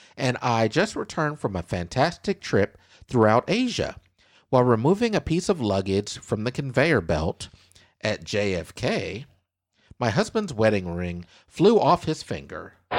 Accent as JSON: {"language": "English", "region": "Kansas", "country": "United States", "tie": "born or raised there", "moved": "as an adult", "lives_now": "Southeast Texas, United States", "said": "my home state, Kansas"}